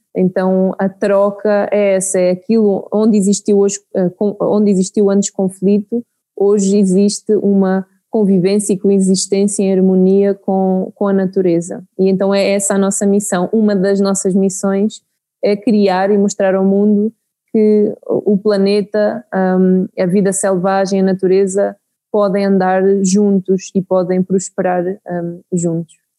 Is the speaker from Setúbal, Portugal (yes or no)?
no; Santarém, Santarém District, Portugal; moved away as an adult; now in Mozambique; cresci em Portugal, não é? perto da, da Serra de Aire e Candeeiros, então cresci num ambiente rural em Portugal